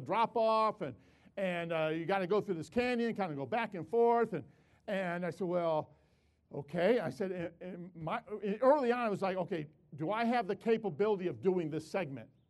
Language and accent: English; Chicago, Illinois, United States; moved away; also born or lived in West Palmdale; I'm from Chicago. In Chicago, there's no mountains